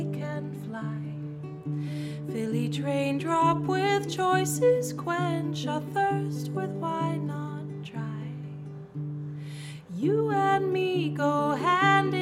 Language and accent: English; London, United Kingdom; now in New York, United States; I'm from London